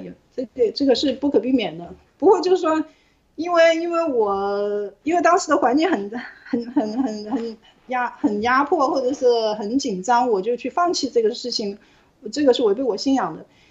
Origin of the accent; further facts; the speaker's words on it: Hong Kong; moved away as an adult; now in United Kingdom; 我们自会香港人